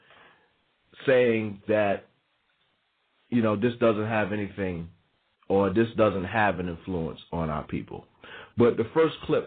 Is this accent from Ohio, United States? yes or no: no; New York, United States; also born or lived in the South; growing up in New York, being born in New York, spending part of my life in the South and part of my life coming back to New York